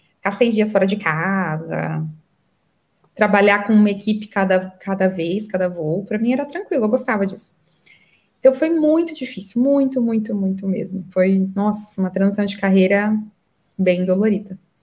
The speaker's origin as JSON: {"language": "Portuguese", "town": "Santo André", "region": "São Paulo", "country": "Brazil", "moved": "as an adult", "lives_now": "Qatar", "said": "eu sou paulista de Santo André. E eu me mudei para o Catar, né? Há muitos anos, então eu moro aqui há oito anos já."}